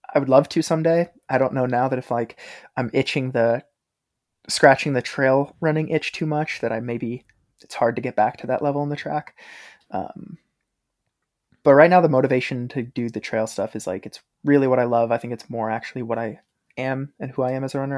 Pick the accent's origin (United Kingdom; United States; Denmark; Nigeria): United States; Maine; moved away as an adult; growing up in Maine